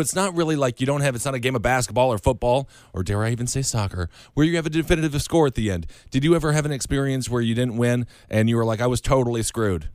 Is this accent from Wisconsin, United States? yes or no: yes; Wisconsin, United States; Wisconsin, the, the home state, my home state